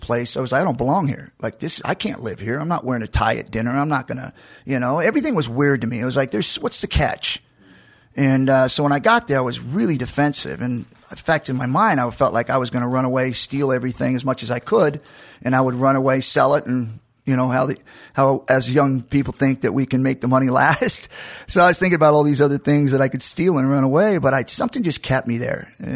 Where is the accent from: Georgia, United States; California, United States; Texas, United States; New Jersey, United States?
Georgia, United States; Macon; I was born in Georgia, in Macon, and I was at Warner Robins Hospital